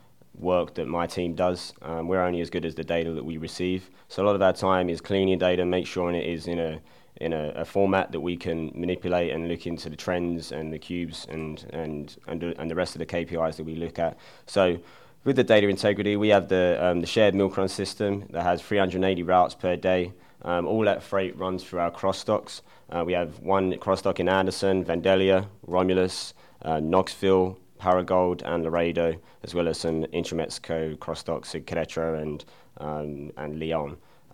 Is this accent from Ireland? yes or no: no; England, United Kingdom; moved away as an adult; now in United States; So originally I'm from England, and I moved over to America in 2010 and attended Butler University